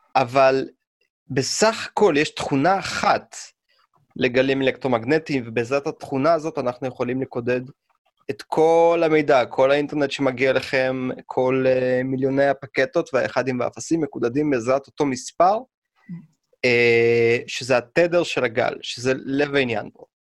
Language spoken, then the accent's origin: Hebrew; Russia; now in Israel; אני כשהייתי קטן ברוסיה